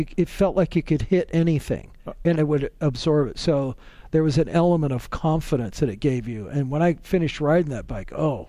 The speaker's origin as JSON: {"language": "English", "region": "Oregon", "country": "United States", "said": "I was from Oregon."}